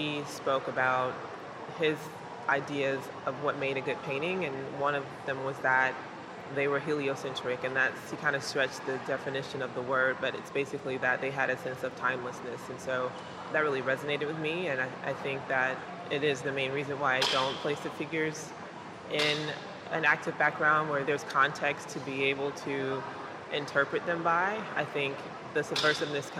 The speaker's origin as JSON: {"language": "English", "town": "Columbus", "region": "Georgia", "country": "United States", "tie": "born or raised there", "said": "I grew up in Columbus, Georgia, daughter of Geraldine and Amos"}